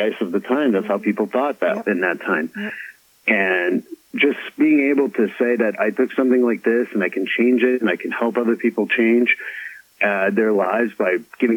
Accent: Montreal, Quebec, Canada; moved away as an adult; now in United States; I'm a Montrealer born and raised from Canada, and I moved here about 23 years ago, and now I'm an American citizen as well.

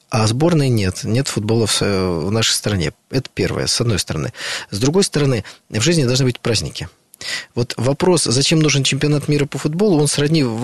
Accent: Saint Petersburg, Russia; Ну вот я из Санкт-Петербурга, да, в Санкт-Петербурге все болеют за «Зенит».

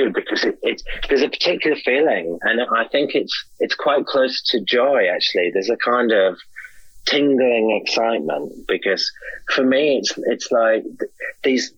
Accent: Hartlepool, North East England, United Kingdom; I'm from a little small town in that area called Hartlepool, which is a sort of old fishing town.

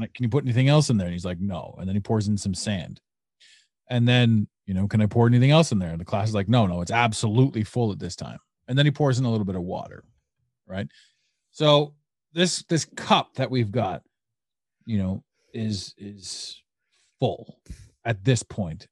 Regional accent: Canada; I'm Canadian.

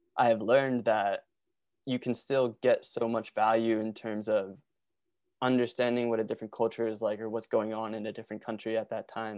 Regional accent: Norristown, Pennsylvania, United States; I grew up in Norristown, Pennsylvania, which is, like, forty minutes outside of Philly

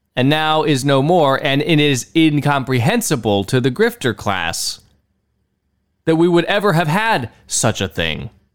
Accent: United States; I am an American citizen. I was born in the United States of America

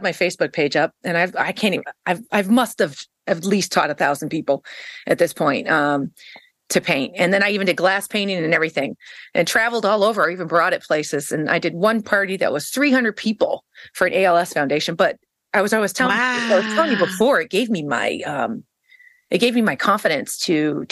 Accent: East Coast, United States; moved away as an adult; also born or lived in Kansas City, Missouri / St. Louis, Missouri; I finally ended up back on the East Coast where I'm originally from

